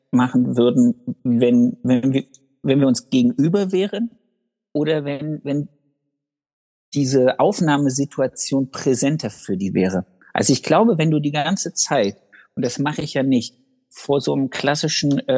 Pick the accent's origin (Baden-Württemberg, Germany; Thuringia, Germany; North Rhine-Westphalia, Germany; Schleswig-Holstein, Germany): Thuringia, Germany; bei uns in Thüringen?